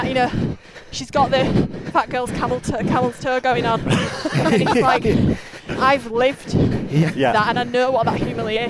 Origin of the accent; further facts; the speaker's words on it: Halifax, Yorkshire and the Humber, United Kingdom; Halifax. Right. So I'm born and bred. Right. In West Yorkshire.